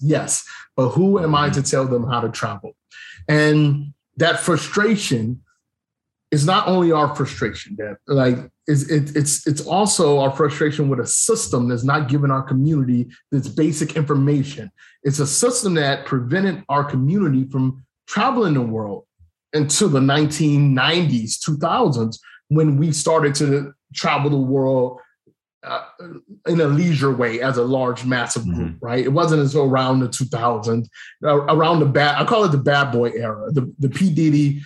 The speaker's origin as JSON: {"language": "English", "town": "Cleveland", "region": "Ohio", "country": "United States", "tie": "born or raised there", "also_born_or_lived": "Germany / Japan / Korea", "moved": "as an adult", "lives_now": "Thailand", "said": "I grew up in Cleveland"}